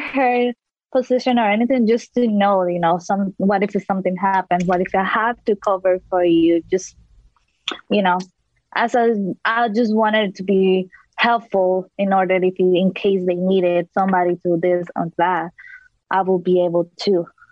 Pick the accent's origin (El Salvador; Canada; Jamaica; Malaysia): El Salvador; now in Washington, D.C., United States; when I was back home, my home country, El Salvador